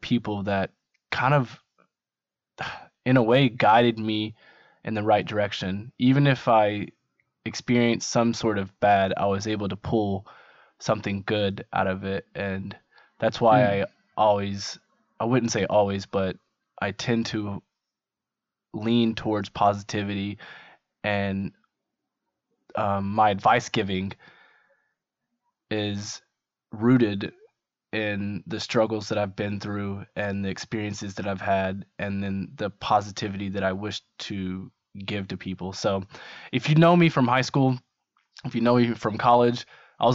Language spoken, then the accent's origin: English; Barbourville, Kentucky, United States; I'm from Barberville, Kentucky